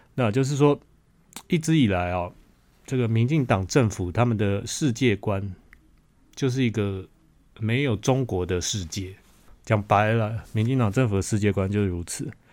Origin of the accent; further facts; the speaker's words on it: Taiwan; 我一个台湾人讲